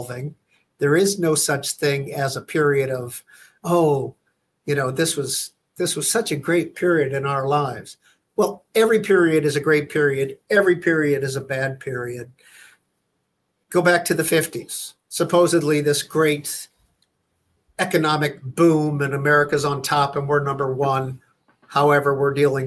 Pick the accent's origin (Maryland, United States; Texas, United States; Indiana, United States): Indiana, United States; Fort Wayne; now in Washington, United States; my hometown of Fort Wayne